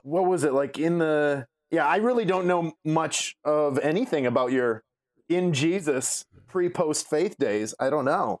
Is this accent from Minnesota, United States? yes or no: yes; Milaca, Minnesota, United States; now in Chicago, United States; I grew up in, uh, Minnesota, small town, central, rural Minnesota